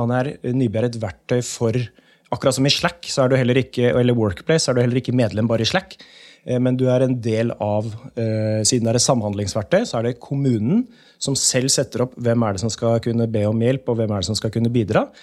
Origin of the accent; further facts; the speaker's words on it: Asker, Akershus, Norway; also born or lived in Gamle Oslo, Oslo; now in Oslo, Norway; Aske kommune, for det er der jeg er fra